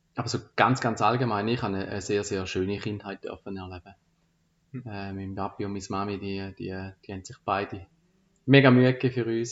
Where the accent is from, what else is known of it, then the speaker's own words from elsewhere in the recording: Frauenfeld, Thurgau, Switzerland; Frauenfeld ist so meine Heimatstadt